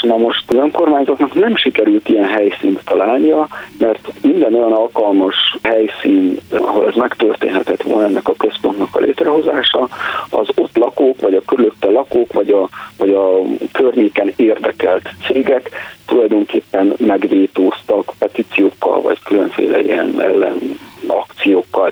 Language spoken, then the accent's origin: Hungarian; Romania; amit mondjuk Romániában magyar kisebbségként tapasztalunk